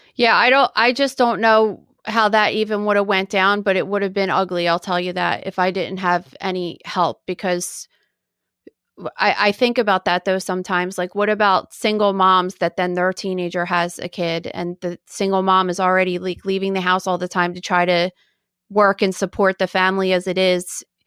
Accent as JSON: {"language": "English", "town": "Woodbury", "region": "New Jersey", "country": "United States", "tie": "born or raised there", "said": "I was born in 1979 in New Jersey and at a hospital in Woodbury, New Jersey"}